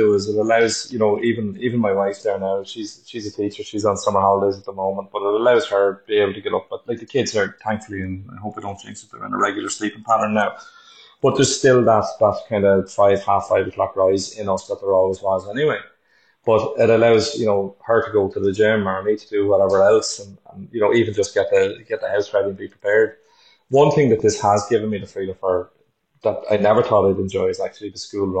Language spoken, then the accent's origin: English; Dublin, Leinster, Ireland; moved away as an adult; now in Omagh, United Kingdom; originally I'm from Dublin and I moved up to Omagh about 12 years ago in County Tyrone